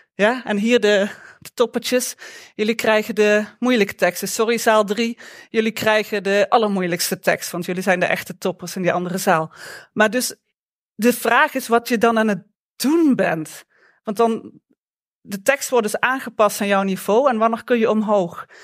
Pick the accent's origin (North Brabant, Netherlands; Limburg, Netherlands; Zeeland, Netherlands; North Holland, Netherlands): Limburg, Netherlands; accent: Limburgish; moved away; also born or lived in Eindhoven; mijn Limburgse accent